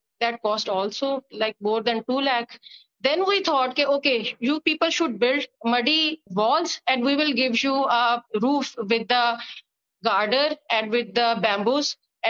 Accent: Multan, Punjab, Pakistan; I came from Multan.

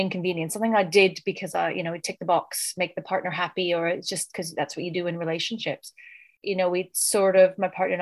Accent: Canada; now in United Kingdom; living in the UK, but I'm originally from Canada.

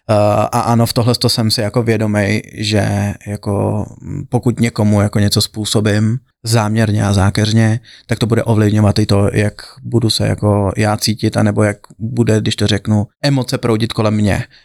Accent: Liberec, Liberec Region, Czechia; moved away as an adult; now in Brno, Czechia; já jsem eh, Čech, já pocházím z Liberce, Aha. to je na severu a pak jsem se přestěhoval do Brna kvôli vejšce. A, a kvôli i práci jsem tam pak zůstal

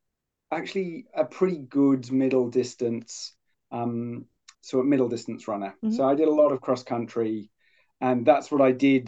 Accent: Poole, South West England, United Kingdom; born or raised there; moved away as an adult; also born or lived in Cumbria / Sheffield; now in Hobart, Australia

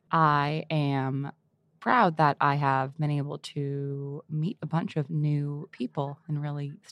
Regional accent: Boston, Massachusetts, United States; I am from Boston.

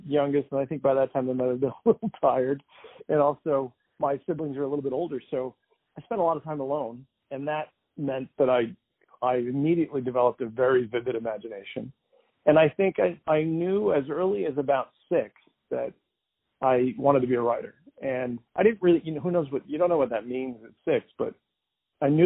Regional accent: Andover, Massachusetts, United States; I grew up in Andover, Massachusetts, which is a pretty nice place

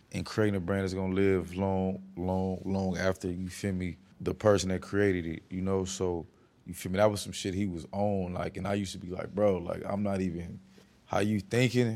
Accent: West Coast, United States; I'm from the West Coast

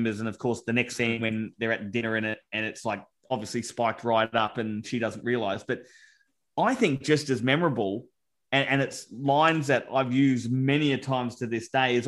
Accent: Australia; being Aussie myself

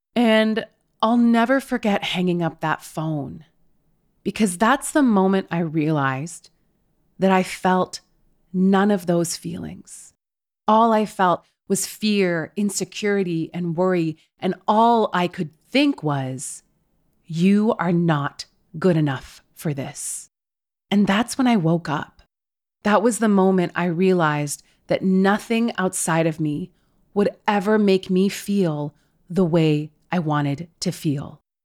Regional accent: West Coast, United States; I am literally from the West Coast

